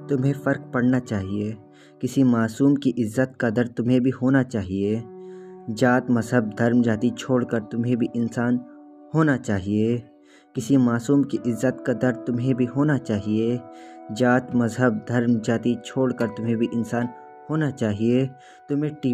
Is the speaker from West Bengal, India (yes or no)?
no; Nagpur, Maharashtra, India; और मैं नागपुर शहर से हूँ